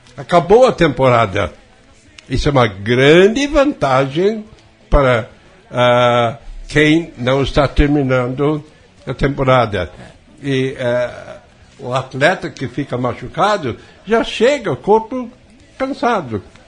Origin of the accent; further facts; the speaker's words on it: Wales, United Kingdom; Portuguese is a second language; moved away as an adult; also born or lived in England; now in Brazil; aos três anos de idade eu fui levado para o país de Gales e até eu sair da Grã-Bretanha e vir para o ao Brasil, toda a minha vida foi praticamente no país de Gales. Sou e, galês